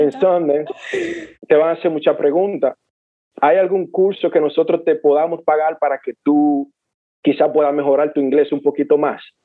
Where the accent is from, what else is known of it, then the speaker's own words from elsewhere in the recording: San Pedro de Macorís, Dominican Republic; Yo como buen dominicano y buen pelotero o beisbolista